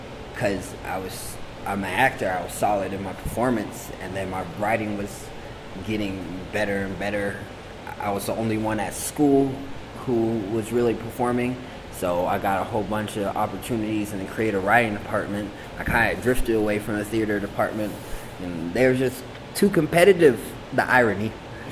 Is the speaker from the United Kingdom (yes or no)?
no; Colorado, United States; I'm from Colorado